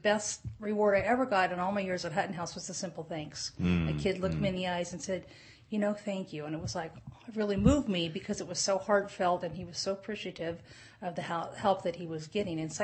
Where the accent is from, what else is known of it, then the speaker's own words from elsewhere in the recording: Oakdale, United States; growing up in Oakdale, my dad believed that hard work was good for people